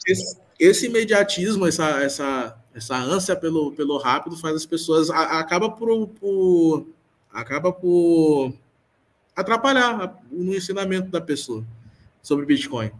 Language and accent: Portuguese; Maranhão, Brazil; Eu sou, sou daqui é, sou daqui do Maranhão.